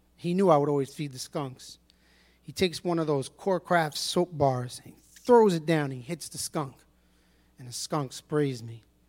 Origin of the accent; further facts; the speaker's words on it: New York City, New York, United States; I was born and raised in Brooklyn, East New York